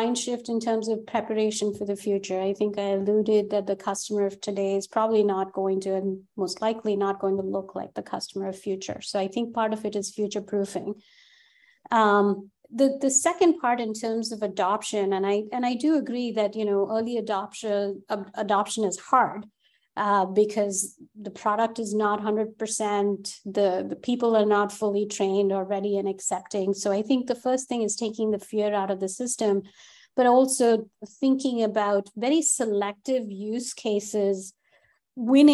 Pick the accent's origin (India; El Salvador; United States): India; accent: Indian; my Indian accent